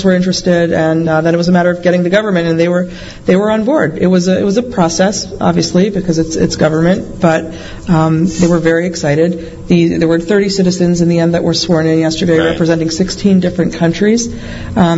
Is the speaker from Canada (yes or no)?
yes; Canada; moved away as an adult; also born or lived in Toronto; now in New Jersey, United States; I'm from Canada originally